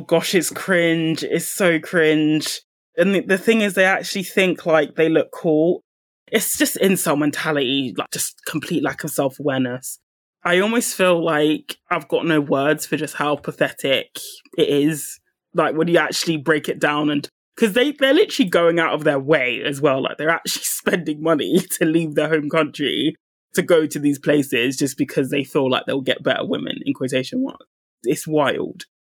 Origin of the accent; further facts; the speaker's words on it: United Kingdom; speaking from my own background, being a British Nigerian